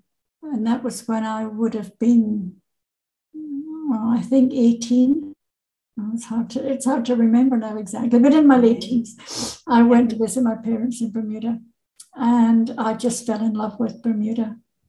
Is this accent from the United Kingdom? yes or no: yes; Renfrew, Scotland, United Kingdom; also born or lived in Paisley / Edinburgh; Yes, I was born in 1949 in Renfrew, and I'm the youngest of three children. I went to school in Paisley and then to Edinburgh University. So I spent 3 years living in Edinburgh and I love Edinburgh.